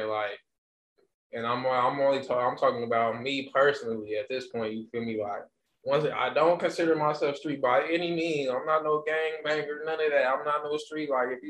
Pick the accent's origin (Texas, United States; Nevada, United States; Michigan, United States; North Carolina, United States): Nevada, United States; Las Vegas; We are from the West